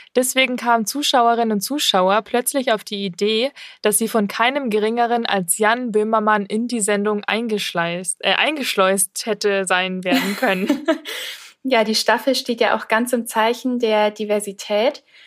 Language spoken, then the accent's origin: German; Germany; now in Munich, Germany; wir sind ja in München hier und ich komme ja eigentlich auch aus der Ecke von Bremen